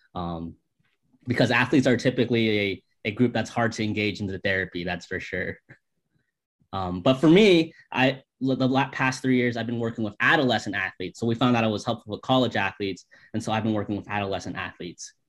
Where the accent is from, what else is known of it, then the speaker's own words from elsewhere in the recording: St. Petersburg, Florida, United States; we are born and raised in St. Petersburg, Florida